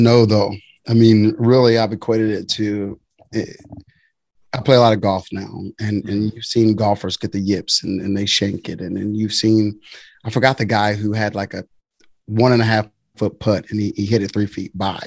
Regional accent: Waco, Texas, United States; I'm from Waco

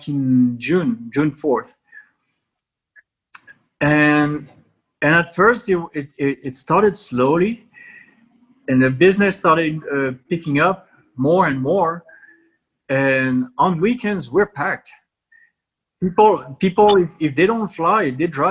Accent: France; now in United States; And I come from France

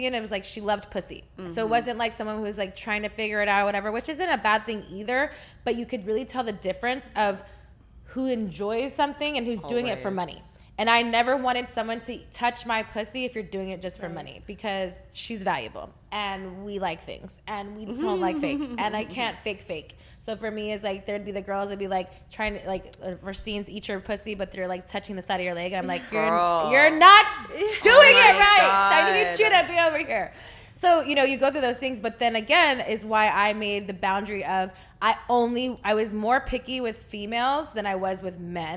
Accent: Texas, United States; I'm from Texas.

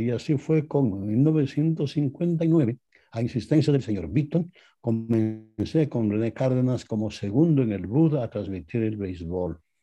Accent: Quito, Pichincha, Ecuador; moved away as an adult; now in Los Angeles, United States; Yo soy oriundo de Quito, Ecuador.

